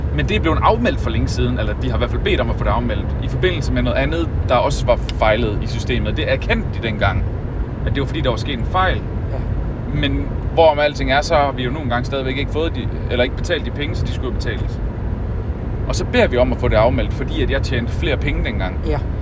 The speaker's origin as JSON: {"language": "Danish", "area": "North Jutland", "region": "North Denmark Region", "country": "Denmark", "moved": "yes", "lives_now": "South Jutland, Denmark", "said": "jeg kommer fra Nordjylland"}